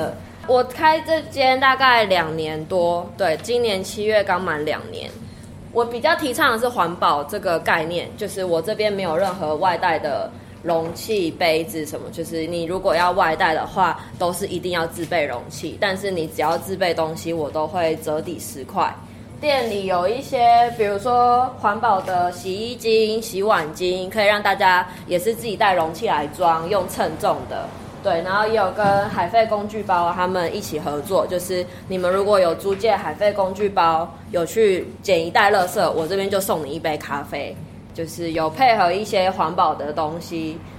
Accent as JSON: {"language": "Chinese", "town": "Taipei", "country": "Taiwan", "also_born_or_lived": "Orchid Island", "moved": "as an adult", "lives_now": "Donghe, Taiwan", "said": "我是台北人，我是台北人。"}